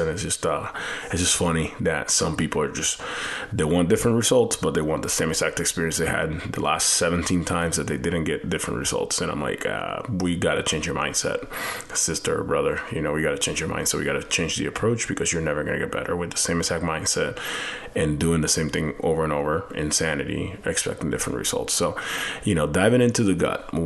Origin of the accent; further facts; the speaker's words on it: Puerto Rico; moved away; I have an accent because I'm actually like from Puerto Rico and, you know, Latin America